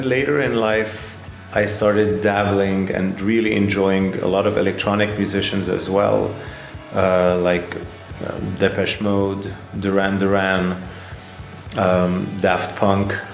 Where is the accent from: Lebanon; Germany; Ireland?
Lebanon; moved away as an adult; also born or lived in Paris, France; I'm from Lebanon. And I moved to Paris in the early 2000s, and I lived there for a decade